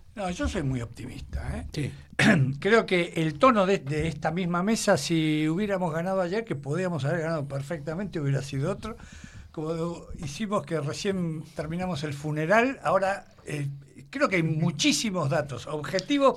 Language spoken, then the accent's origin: Spanish; Argentina; yo soy argentino, hijo de vascos, y vasco.